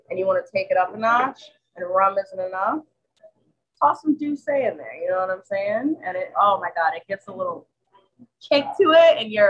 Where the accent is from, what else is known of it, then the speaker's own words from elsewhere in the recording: Bridgeport, Connecticut, United States; also born or lived in East Rock, New Haven; now in New Haven, United States; So actually, I grew up in Bridgeport